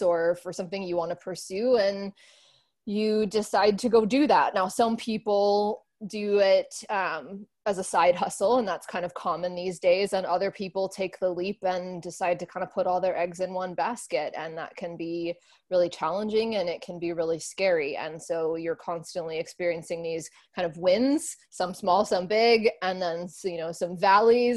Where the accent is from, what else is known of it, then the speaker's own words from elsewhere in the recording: Northeast, United States; moved away as an adult; also born or lived in Miami; now in New York City, United States; I grew up in the Northeast